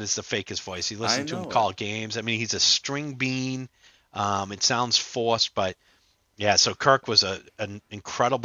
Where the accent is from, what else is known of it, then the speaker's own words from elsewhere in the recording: Boston, Massachusetts, United States; I'm from the Boston area